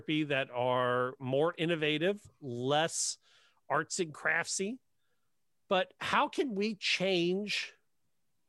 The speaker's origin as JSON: {"language": "English", "region": "Ohio", "country": "United States", "tie": "born or raised there", "also_born_or_lived": "Cincinnati", "said": "Michelle and I grew up in Ohio"}